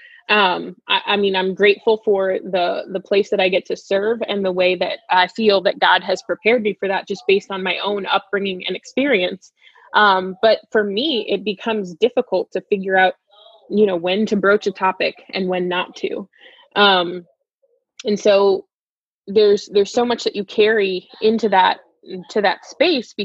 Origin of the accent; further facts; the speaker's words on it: South Florida, United States; growing up in South Florida